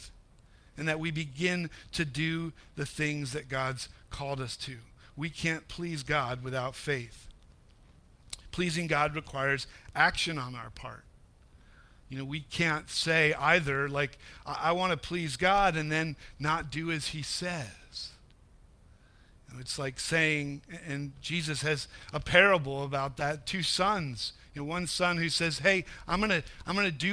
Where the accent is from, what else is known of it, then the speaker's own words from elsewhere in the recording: New England, United States; I grew up in New England